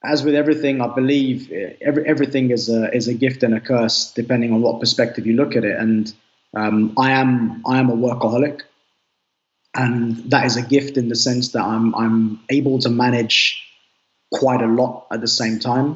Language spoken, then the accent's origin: English; London, United Kingdom; I'm from the UK. I'm born and raised in Northwest London.